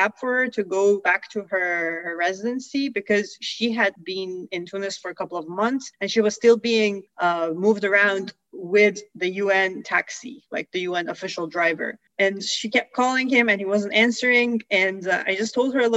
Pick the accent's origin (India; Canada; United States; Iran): Iran; born or raised there; moved away